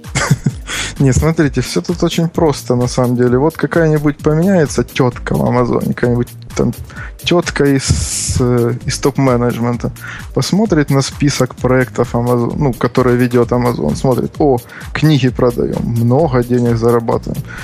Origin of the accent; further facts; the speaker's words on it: Kharkiv, Kharkiv Oblast, Ukraine; я из Харькова